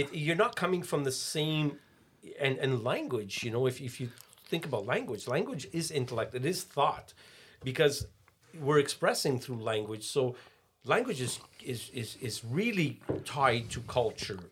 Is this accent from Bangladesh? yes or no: no; Canada; we grew up in Canada